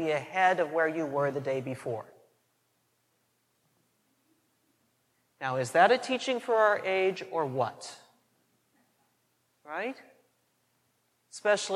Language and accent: English; McPherson, Kansas, United States; growing up in St. Anne's McPherson, Kansas